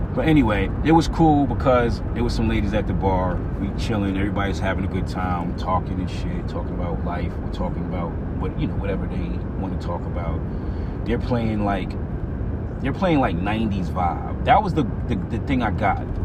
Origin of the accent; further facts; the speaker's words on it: Atlanta, Georgia, United States; I'm from Atlanta too